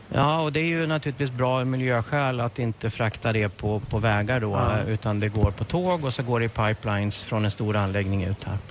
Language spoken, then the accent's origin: Swedish; Norrland, Sweden; jag är från Norrland